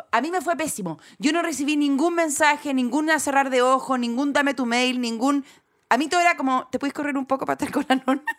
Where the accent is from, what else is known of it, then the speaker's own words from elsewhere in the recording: Chile; accent: Chilean; así como mi chileno desaparece, apenas llego al otro país, empiezo a hablar como Amaro es Pablo, o si estoy en Argentina, hablo como no sé quién, pero hablo como siempre en un eh, español neutro espantoso